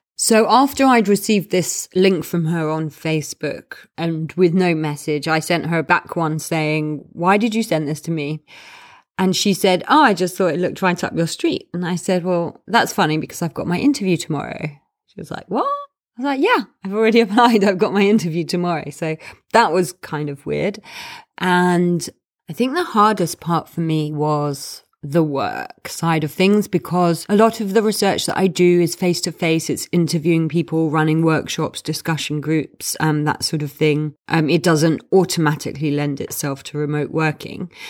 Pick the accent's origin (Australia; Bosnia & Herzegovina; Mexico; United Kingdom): United Kingdom; London; I am from London